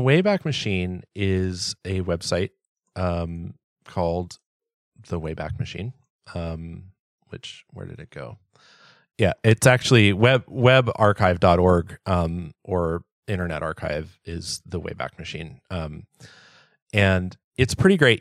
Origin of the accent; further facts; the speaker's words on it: Southern California, United States; I grew up in Southern California